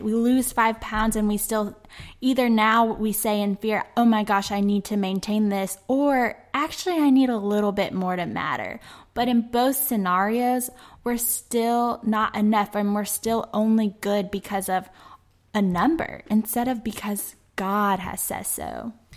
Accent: Memphis, Tennessee, United States; my hometown of Memphis

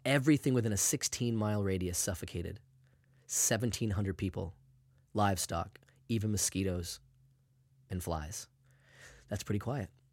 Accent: Maine, United States; I'm from Maine, obviously. I grew up with that, too

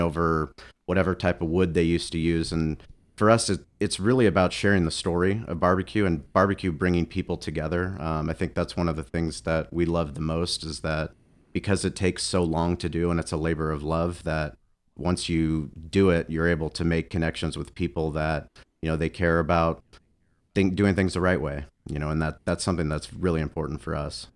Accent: San Diego, California, United States; also born or lived in Boulder, Colorado; growing up in San Diego my whole life, we, we have one season

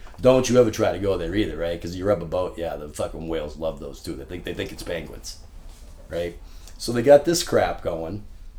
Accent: Boston, Massachusetts, United States; because I'm from Boston. I sound like a douchebag.

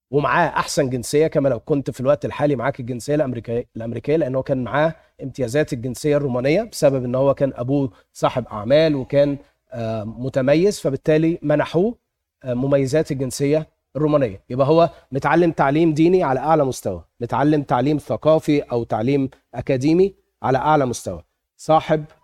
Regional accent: Egypt; now in United States; انا لما اتخذت من مصر كده وجيت امريكا

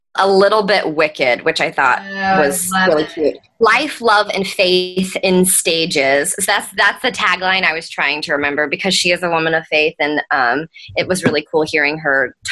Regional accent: Nashville, Tennessee, United States; moved away; I was getting to perform professionally for the first time in my hometown

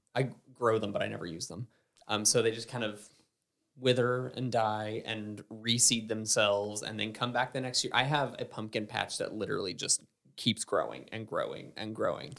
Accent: Southern United States, United States; accent: heavy Southern; being a Southerner

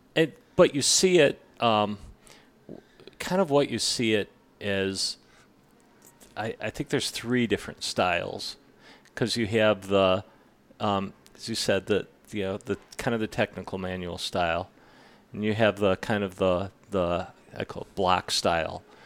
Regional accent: Illinois, United States; born or raised there; also born or lived in Milwaukee, Wisconsin; now in Grand Junction, United States

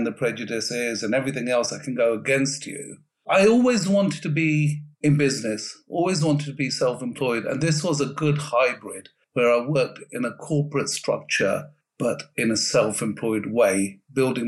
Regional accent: London, United Kingdom; also born or lived in Birmingham; we're all from London

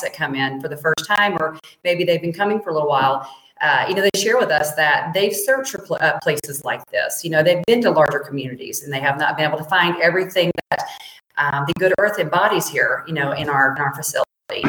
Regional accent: Mississippi, United States; moved away; Well, I'm from Mississippi originally. I used to say root cause.

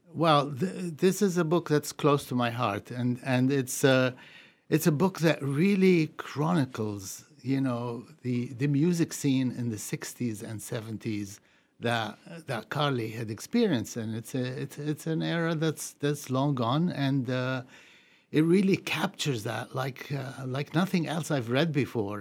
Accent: Beirut, Beirut Governorate, Lebanon; also born or lived in Puerto Rico; now in New England, United States; I grew up in Beirut

